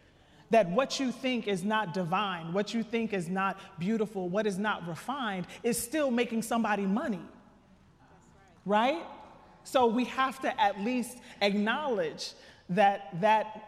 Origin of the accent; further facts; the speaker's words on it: Trenton, New Jersey, United States; I'm from Trenton, New Jersey. Shout out to the hood.